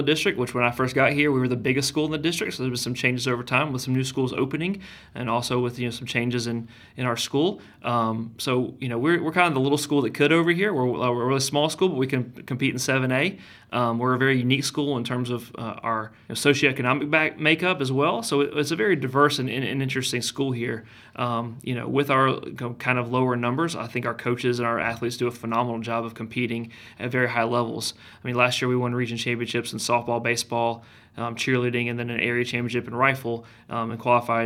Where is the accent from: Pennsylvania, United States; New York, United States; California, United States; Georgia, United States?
Georgia, United States; Kennesaw; I grew up in Kennesaw.